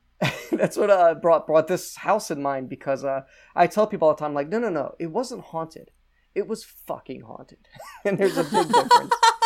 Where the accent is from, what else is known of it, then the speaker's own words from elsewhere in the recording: New Jersey, United States; I grew up in New Jersey and in North Jersey